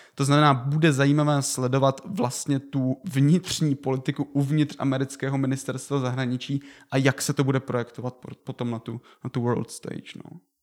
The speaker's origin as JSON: {"language": "Czech", "country": "Czechia", "said": "my jako Češi"}